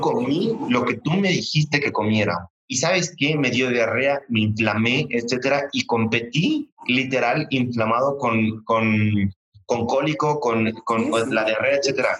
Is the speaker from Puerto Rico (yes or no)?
no; Mexico; como buen mexicano